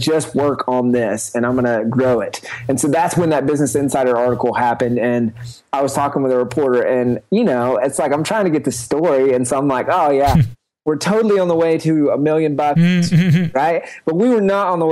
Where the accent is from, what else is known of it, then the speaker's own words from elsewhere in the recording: the South, United States; I grew up in the South.